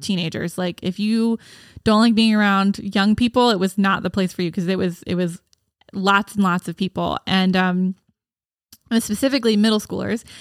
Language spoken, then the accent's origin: English; Gibbsboro, New Jersey, United States; also born or lived in Baltimore; I grew up in Gibbsboro